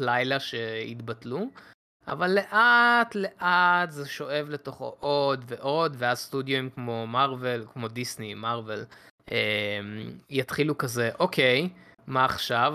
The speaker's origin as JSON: {"language": "Hebrew", "country": "Israel", "said": "בתור ישראלים"}